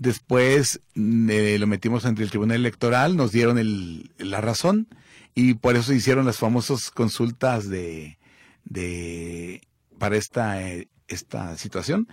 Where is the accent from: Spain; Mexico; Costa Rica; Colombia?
Mexico; Somos mexicanos